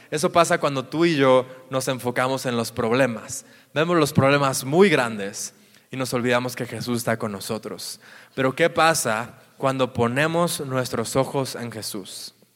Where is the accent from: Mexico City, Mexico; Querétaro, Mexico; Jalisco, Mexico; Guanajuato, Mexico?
Jalisco, Mexico; near Guadalajara; cerca de mi tierra, cerca de Guadalajara